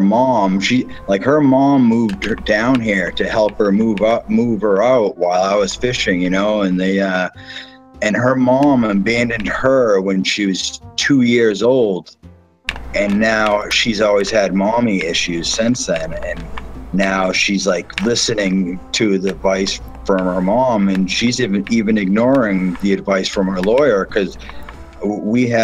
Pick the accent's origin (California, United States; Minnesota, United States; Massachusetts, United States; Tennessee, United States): Massachusetts, United States; now in Florida, United States; we're from Massachusetts